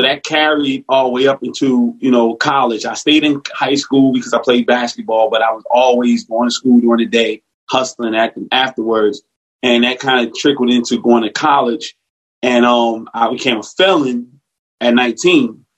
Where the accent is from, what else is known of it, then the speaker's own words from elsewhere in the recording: Newark, New Jersey, United States; grew up in North New Jersey